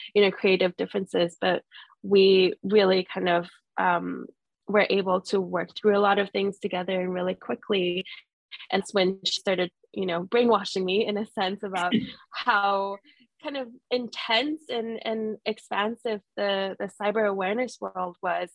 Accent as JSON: {"language": "English", "region": "Jakarta", "country": "Indonesia", "tie": "born or raised there", "also_born_or_lived": "London", "moved": "yes", "lives_now": "Singapore", "said": "I am Singaporean, but I grew up in Jakarta most of my life"}